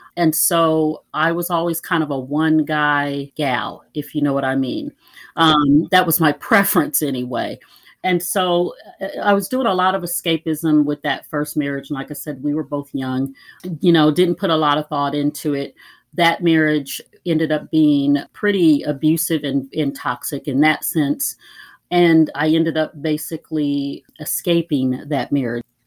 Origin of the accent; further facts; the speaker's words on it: Minnesota, United States; also born or lived in Iowa; now in Kansas City, United States; I'm originally from Iowa and finished growing up in Minnesota